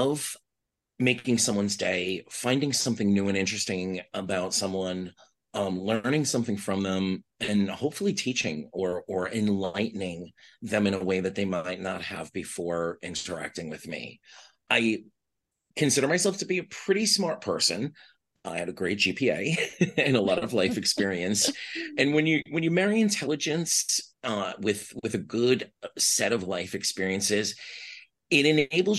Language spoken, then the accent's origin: English; New York City, New York, United States; accent: New York; moved away as an adult; also born or lived in Virginia / Texas; now in Miami, United States; I'm originally from Staten Island. I was born in Staten Island. My father, in my young life, was in the Navy. So we lived in Virginia. We lived in Texas. I spent the bulk of my life, though, in New York City